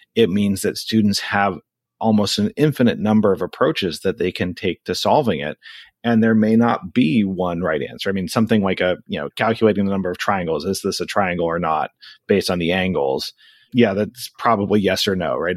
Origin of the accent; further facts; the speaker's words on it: Anchorage, Alaska, United States; moved away as an adult; now in South Florida, United States; I'm originally from Anchorage, Alaska. I was born and raised. I grew up there and then I left for college and I haven't lived there since